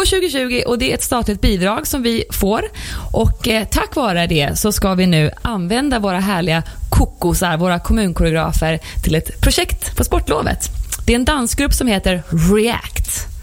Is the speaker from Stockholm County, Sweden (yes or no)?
yes; Herräng, Stockholm County, Sweden; now in Stockholm, Sweden; Jag är uppväxt i Herräng